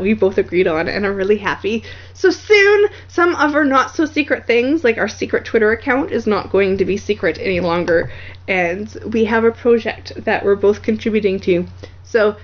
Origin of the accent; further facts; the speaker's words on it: Canada; accent: Canuckistani; my crazy Kanakistani accent